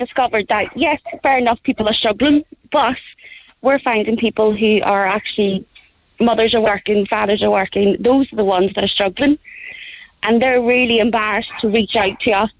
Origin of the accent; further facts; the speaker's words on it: Belfast, Northern Ireland, United Kingdom; now in Ireland; you can tell by my accent, I come from Belfast